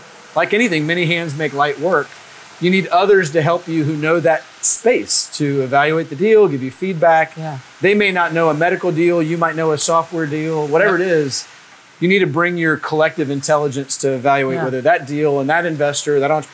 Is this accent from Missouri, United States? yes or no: no; Lake Charles, Louisiana, United States; also born or lived in California; now in Baton Rouge, United States; I'm from Lake Charles, Louisiana originally